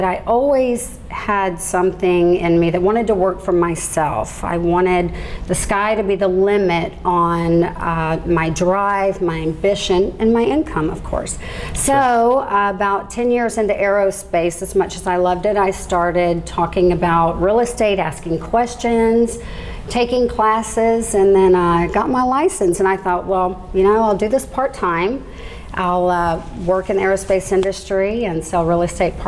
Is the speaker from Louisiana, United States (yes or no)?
no; Galveston County, Texas, United States; Born and raised in Galveston County, I've been there all my life